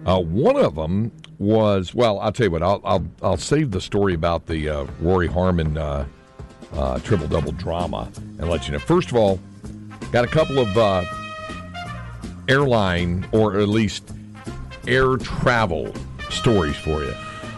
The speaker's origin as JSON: {"language": "English", "region": "North Carolina", "country": "United States", "tie": "born or raised there", "said": "So Piedmont used to be a full-fledged airline where I was growing up in North Carolina, but now it's just a regional jet service thing."}